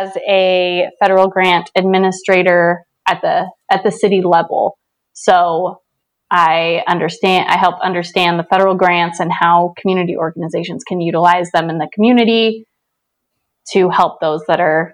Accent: St. George, Utah, United States; now in Salt Lake City, United States; I live in Salt Lake City, and I grew up in St. George, Utah. So I've been living in Utah most of my life

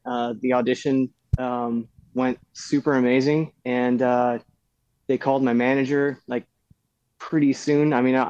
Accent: Texas, United States; now in California, United States; I came from Texas. I wanted to be an actor.

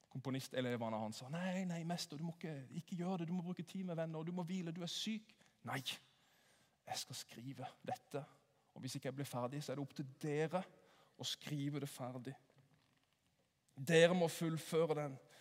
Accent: Sørlandet, Norway; Jeg er jo sørlending, så jeg sier 'åssen går det?'

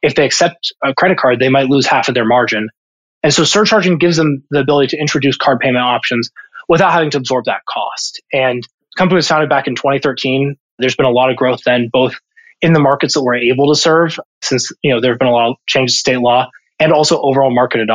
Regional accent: Columbus, Ohio, United States; moved away as an adult; I'm originally from Columbus, Ohio, born and raised. I actually grew up just a couple of miles north of Ohio State's campus

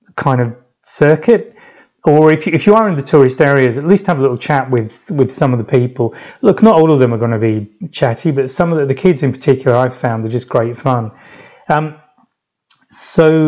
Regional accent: London, United Kingdom; moved away as an adult; now in France; I said I was from London

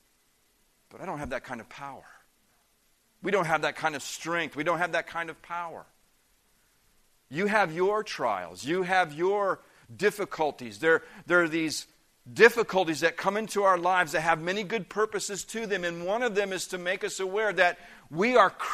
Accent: Indiana, United States; moved away; also born or lived in Peoria, Illinois; I grew up in the Midwest part of the country. I grew up in the state of Indiana.

